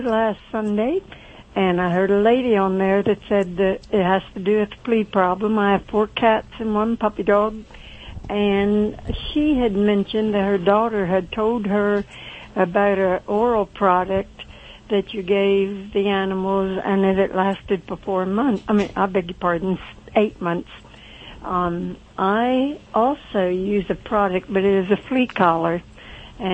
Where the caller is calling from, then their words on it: Belleville, Pennsylvania, United States; Central Pennsylvania, or a little place called Belleville.